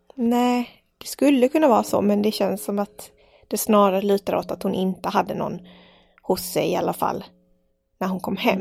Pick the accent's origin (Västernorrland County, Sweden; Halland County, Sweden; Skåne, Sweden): Skåne, Sweden; Malmö; jag är uppväxt i Malmö, storstad.